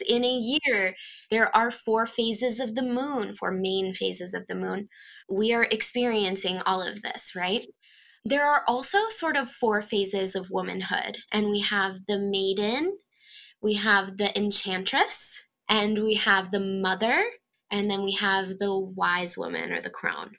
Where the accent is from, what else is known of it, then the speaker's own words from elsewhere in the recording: Rosholt, Northeast South Dakota, United States; moved away as an adult; now in Sioux Falls, United States; I'm in Sioux Falls, South Dakota, but I grew up in Northeast South Dakota in a town called Rosalt.